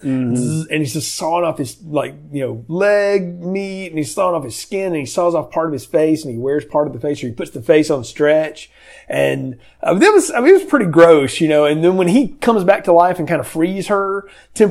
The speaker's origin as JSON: {"language": "English", "region": "the South", "country": "United States", "tie": "born or raised there", "said": "growing up in the South"}